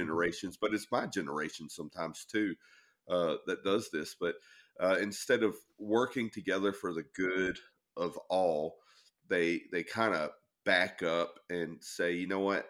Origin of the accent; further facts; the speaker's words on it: the South, United States; now in Maine, United States; I grew up in the South